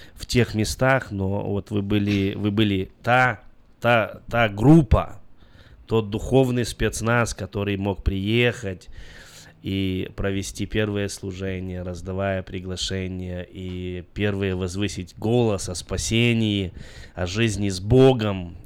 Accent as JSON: {"language": "Russian", "country": "Belarus", "moved": "yes", "said": "я сам из Беларуси"}